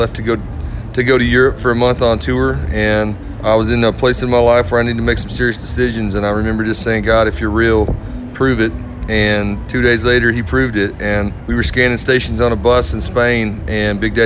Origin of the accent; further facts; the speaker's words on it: Northeast Arkansas, United States; I grew up in Northeast Arkansas